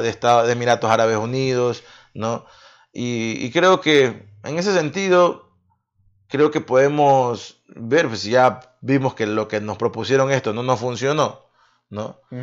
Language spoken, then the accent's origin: Spanish; Ecuador